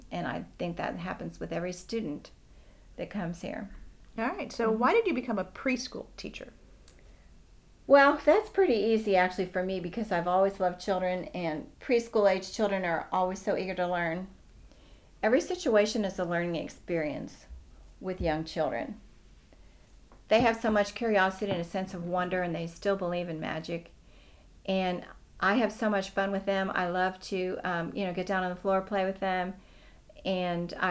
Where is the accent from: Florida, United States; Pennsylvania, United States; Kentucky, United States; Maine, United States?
Pennsylvania, United States; Pittsburgh; moved away as an adult; also born or lived in Oxford, Ohio; now in Houston, United States; Okay, I grew up in Pittsburgh, Pennsylvania, and I went to college in Miami at Miami University in Oxford, Ohio, where I got a BS in education. Uh, my husband's job brought us to Houston uh, in the early 80s